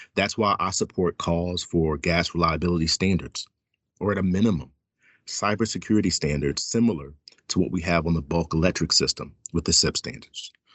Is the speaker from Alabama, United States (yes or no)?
yes; Fairhope, Alabama, United States; now in Washington, D.C., United States; I grew up in a small town outside of Mobile, Alabama, called Fairhope